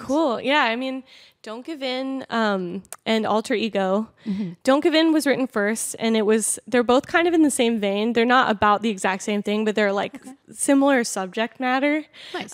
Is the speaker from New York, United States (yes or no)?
no; Manassas, Virginia, United States; moved away as an adult; now in Los Angeles, United States; I'm um, actually from Manassas, is like Northern Virginia